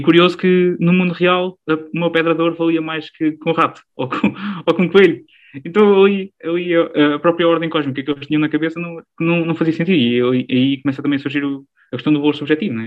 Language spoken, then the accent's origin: Portuguese; Alcobaça, Portugal; sou original aqui de uma, uma região de Portugal que, que há muito deve à Igreja Católica. Enfim, a região da Alcobaça, a região da Nazaré